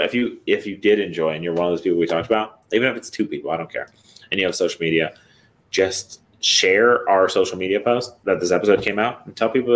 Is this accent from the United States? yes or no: yes; Michigan, United States; I'm from Michigan.